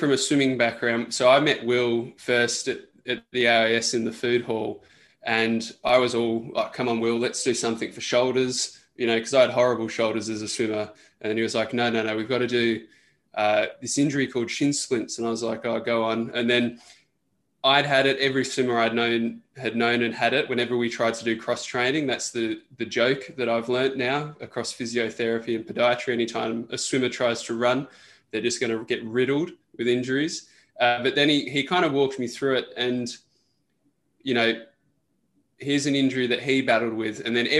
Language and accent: English; Australia; I'm an Australian national medalist swimmer. I represented Australia at the World Cups.